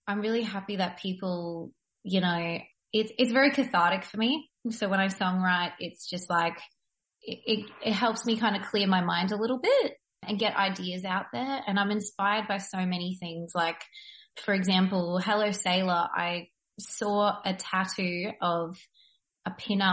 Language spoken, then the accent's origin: English; Brisbane, Queensland, Australia; I'm from Brisbane